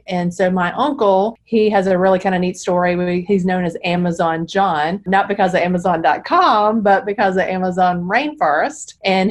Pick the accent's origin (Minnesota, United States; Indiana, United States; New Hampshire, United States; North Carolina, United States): North Carolina, United States; Charlotte; I'm in Charlotte and I grew up in Charlotte